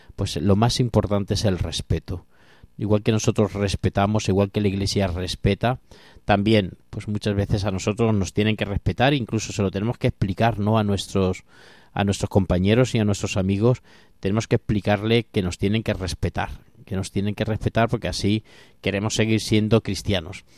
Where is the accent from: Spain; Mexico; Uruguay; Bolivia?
Spain; Castilla-La Mancha; soy un poco manchego